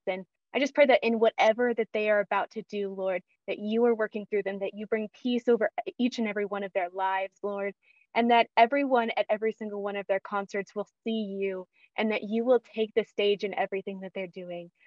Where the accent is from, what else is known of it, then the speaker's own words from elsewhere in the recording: Kansas, United States; also born or lived in Missouri; I grew up in Kansas